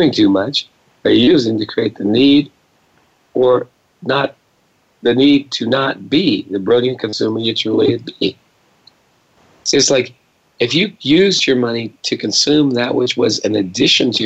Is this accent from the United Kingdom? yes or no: yes; Scotland, United Kingdom; I'm Scottish